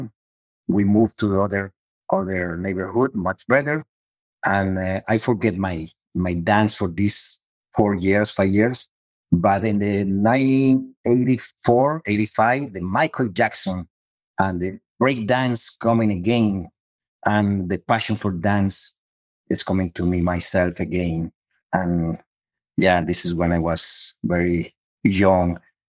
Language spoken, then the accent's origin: English; Cali, Valle del Cauca, Colombia; English is a second language; moved away as an adult; also born or lived in Miami; now in United States; I'm from Colombia and Latino